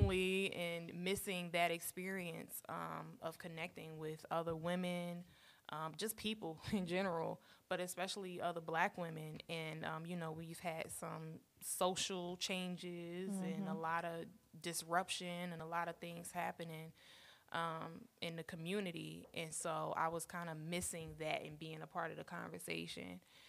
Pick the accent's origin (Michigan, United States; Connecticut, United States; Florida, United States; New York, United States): New York, United States; Brooklyn; also born or lived in Staten Island / Virginia; now in Indiana, United States; So I'm originally from Brooklyn in the house. Okay. And and this is actually my third state that I've lived in Indiana. So I've lived in Brooklyn, New York. I've lived in, well, actually I was born in Staten Island.